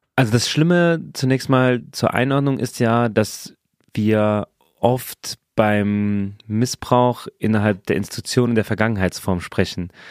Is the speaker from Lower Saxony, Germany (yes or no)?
no; Saarland, Germany; ich bin im Saarland geboren